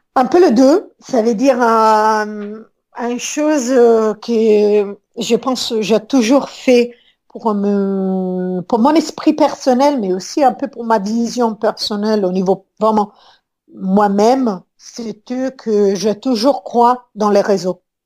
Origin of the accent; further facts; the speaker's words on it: Rome, Lazio, Italy; French is a second language; moved away as an adult; je suis née depuis longtemps à Rome et ça fait un, bon moment, presque 25 ans que je suis sortie de l'Italie